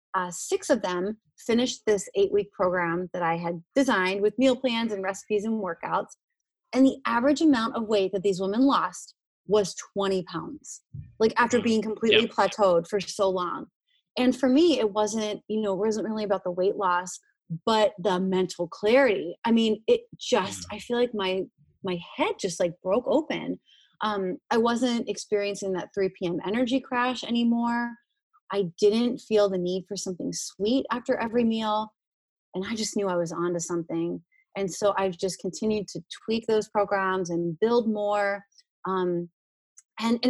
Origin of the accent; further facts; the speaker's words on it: Hershey, Pennsylvania, United States; moved away; I'm originally from Hershey, Pennsylvania, where they manufacture chocolate